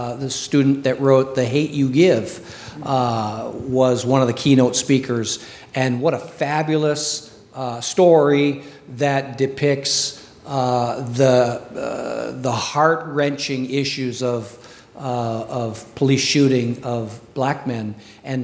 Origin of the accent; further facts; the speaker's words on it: Montana, North Dakota, United States; now in Minnesota, United States; I was raised in North Dakota, Montana